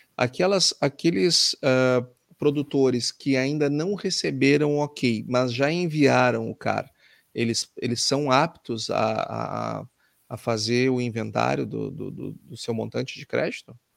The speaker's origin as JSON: {"language": "Portuguese", "country": "Brazil", "said": "eu, como brasileiro e como um economista brasileiro"}